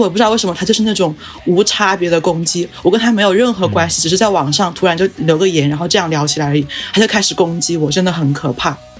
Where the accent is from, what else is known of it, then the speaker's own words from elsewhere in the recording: China; 就有点像我们中国人这么多人跑到国外去，